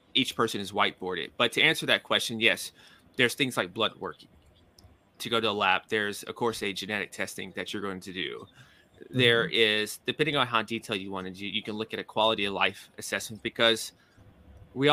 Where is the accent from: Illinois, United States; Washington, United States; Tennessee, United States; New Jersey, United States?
Tennessee, United States; Nashville; moved away as an adult; also born or lived in New York City; I'm from Nashville, Tennessee. That's the southern portion of the U.S.